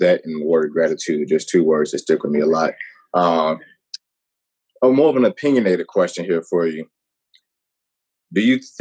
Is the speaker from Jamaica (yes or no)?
no; Gary, Indiana, United States; Growing up in the Gary area, man, you know, I played baseball